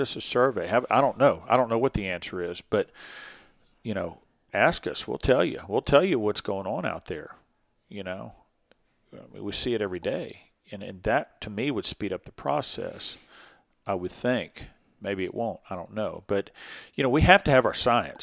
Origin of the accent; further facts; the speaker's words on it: Dickinson, Texas, United States; I had a little bit of an advantage growing up here, growing up on Dickinson Bio